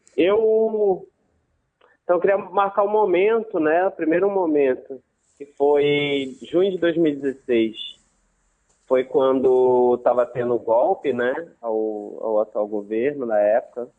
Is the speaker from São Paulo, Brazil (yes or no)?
no; Manaus, Amazonas, Brazil; also born or lived in Santarém, Pará / Maraã, Amazonas; eu, eu, cresci em Manaus, né, principalmente. Eu fiquei, vivi até os cinco anos em Santarém, no Pará, e aí é, com seis já estava em Manaus